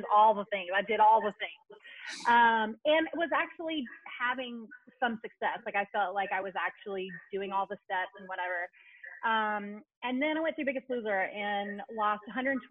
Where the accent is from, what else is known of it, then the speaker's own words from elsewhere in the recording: the South, United States; also born or lived in New York; now in Atlanta, United States; I'm originally from the South.